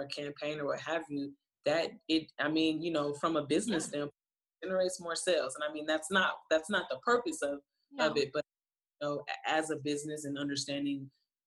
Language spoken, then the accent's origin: English; Flint, Michigan, United States; I'm also from Flint, Michigan, where the water still isn't clean.